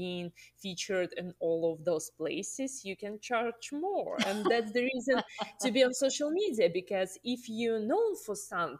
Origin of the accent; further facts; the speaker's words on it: Russia; English is a second language; moved away as an adult; now in United States; I'm originally from Russia, and I moved to the States in 2014